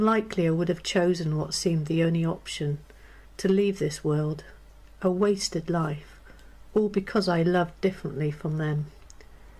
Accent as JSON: {"language": "English", "region": "North Wales", "country": "United Kingdom", "moved": "yes", "lives_now": "Hampshire, United Kingdom", "said": "I'm from North Wales, but now I live in Hampshire."}